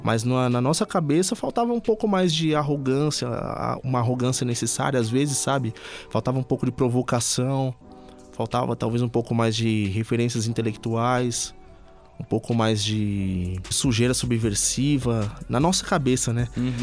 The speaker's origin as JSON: {"language": "Portuguese", "area": "Ipiranga", "region": "São Paulo", "country": "Brazil", "tie": "born or raised there", "also_born_or_lived": "Campanário", "said": "eu fui criado no Ipiranga, mas de, é, até os meus 12 anos. Depois eu fui pro Campanário."}